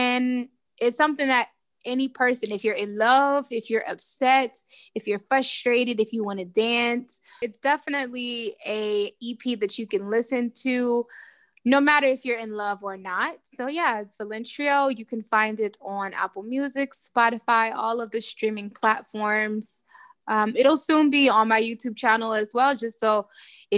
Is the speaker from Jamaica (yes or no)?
yes; Jamaica; I'm Jamaican